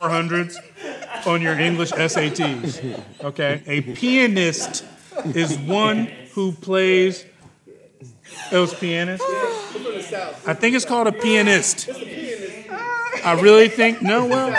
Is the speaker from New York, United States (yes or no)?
no; Oakland, California, United States; now in Atlanta, United States; I'm from Oakland, California, man.